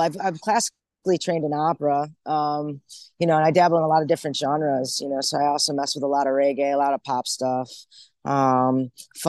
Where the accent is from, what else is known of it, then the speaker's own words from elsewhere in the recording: Rochester, New York, United States; now in Portland, United States; I'm originally from Rochester, New York. That's upstate